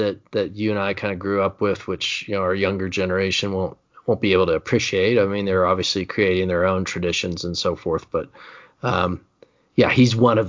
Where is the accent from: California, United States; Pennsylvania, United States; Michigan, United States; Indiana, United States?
Indiana, United States; Growing up in Indiana, you find yourself saying, Carmel, Indiana has more roundabouts per capita than any city in America.